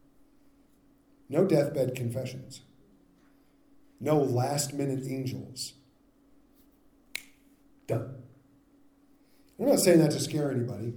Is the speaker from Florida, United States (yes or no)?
no; California, United States; I grew up in California